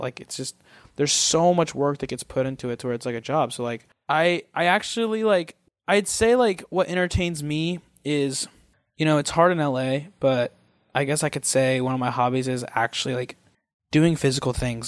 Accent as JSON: {"language": "English", "region": "Missouri", "country": "United States", "also_born_or_lived": "Kansas City, Missouri", "moved": "as an adult", "lives_now": "Los Angeles, United States", "said": "I'm from Missouri"}